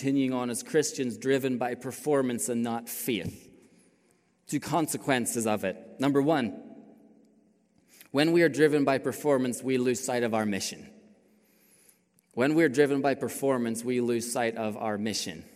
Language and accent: English; Ireland; moved away as an adult; also born or lived in China; I grew up in Ireland